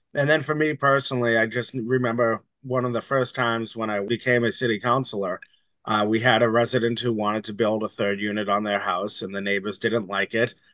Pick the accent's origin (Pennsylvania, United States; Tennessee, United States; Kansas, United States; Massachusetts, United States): Massachusetts, United States; Somerville; I grew up in Somerville